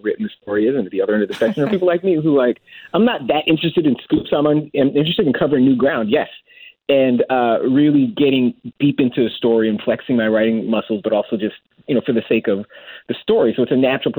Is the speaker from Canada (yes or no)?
yes; Toronto, Ontario, Canada; because when you live in Ontario, you live in Toronto, that's overwhelmingly what the black community is like, especially growing up in the 80s and 90s